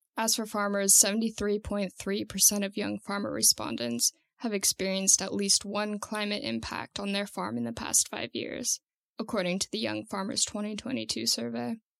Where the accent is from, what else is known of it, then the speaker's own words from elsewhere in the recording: Santa Cruz, California, United States; I'm 23 years old and I'm from Santa Cruz, California